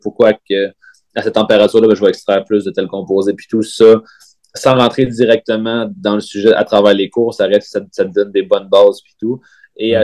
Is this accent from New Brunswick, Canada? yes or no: no; Val-d'Or, Quebec, Canada; moved away as an adult; also born or lived in Sherbrooke; mon attachement pour, pour ma ville natale